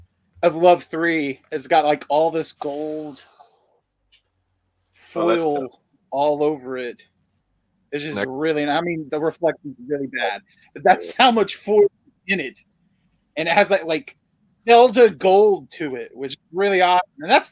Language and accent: English; United States; I'm an American